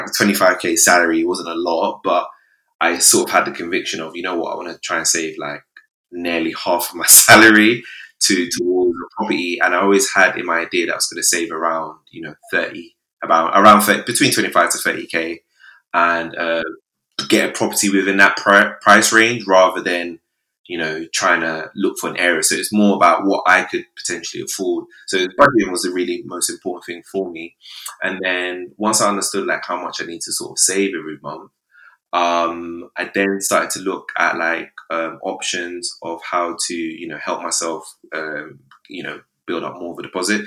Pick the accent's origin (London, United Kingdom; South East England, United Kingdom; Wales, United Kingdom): London, United Kingdom; I'm originally, I grew up in Camberwell, mostly Southeast London